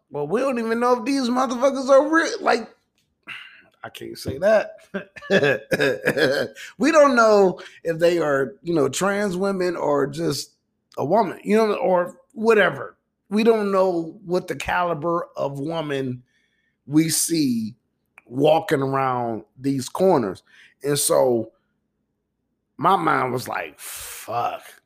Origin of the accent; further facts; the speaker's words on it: Midwest, United States; I'm from the Midwest